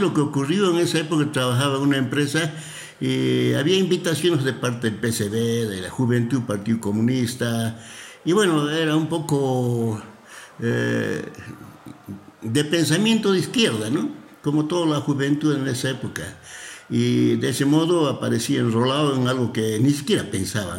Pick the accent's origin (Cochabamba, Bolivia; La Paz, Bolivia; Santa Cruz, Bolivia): Cochabamba, Bolivia; yo soy cochabambino